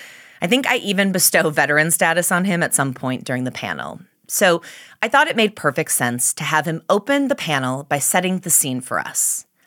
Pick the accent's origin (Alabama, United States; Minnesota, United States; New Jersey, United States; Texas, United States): Minnesota, United States; being from Minnesota, but always worrying about sounding like I'm from Canada